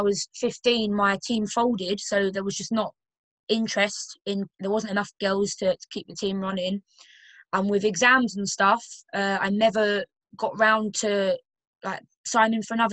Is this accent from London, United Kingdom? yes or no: yes; Romford, London, United Kingdom; moved away; also born or lived in Yorkshire; I'm originally from London, like, really humble background from, like, a suburban area of London called Romford